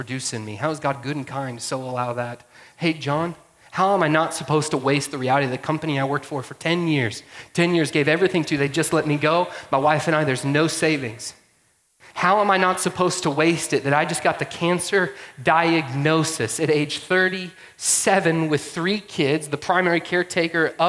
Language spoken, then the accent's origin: English; Georgia, United States; moved away; I grew up in Georgia